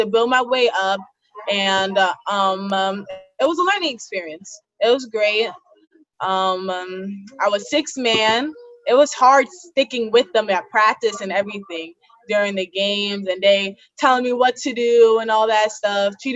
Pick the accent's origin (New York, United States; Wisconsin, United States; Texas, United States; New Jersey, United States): New York, United States; New York City; I'm from Staten Island.